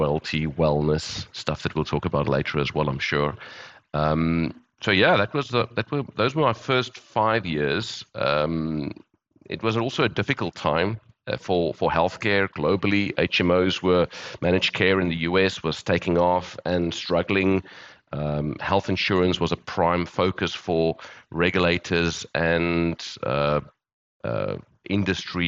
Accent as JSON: {"language": "English", "town": "Johannesburg", "region": "Gauteng", "country": "South Africa", "tie": "born or raised there", "also_born_or_lived": "Cape Town", "moved": "as an adult", "said": "I'm South African, born and bred. I've lived in various parts of the world. Grew up in Johannesburg"}